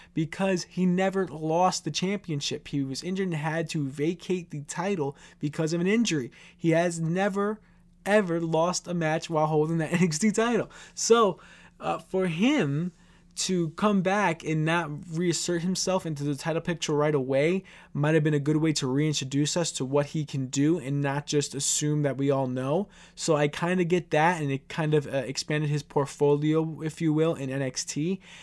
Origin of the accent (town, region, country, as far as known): New York City, New York, United States